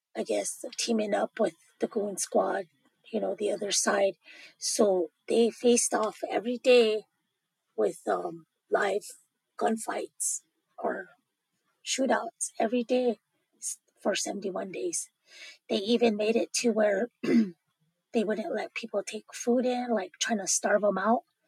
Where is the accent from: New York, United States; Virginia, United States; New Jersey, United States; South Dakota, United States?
South Dakota, United States; Pine Ridge; moved away as an adult; now in Wagner, United States; I'm originally from the Oglala Sioux tribe in Pine Ridge, South Dakota.